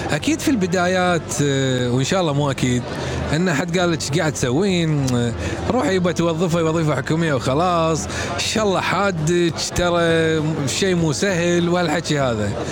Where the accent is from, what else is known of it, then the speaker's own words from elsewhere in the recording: Kuwait; احنا كويتيين اوكي عندنا عائله عندنا ربع عندنا مطاعم عندنا شاليهات سفرات